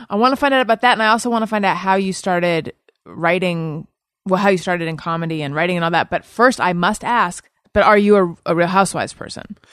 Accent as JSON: {"language": "English", "area": "Orange County", "region": "California", "country": "United States", "also_born_or_lived": "Claremont / New York City", "moved": "as an adult", "lives_now": "Los Angeles, United States", "said": "I'm from Orange County."}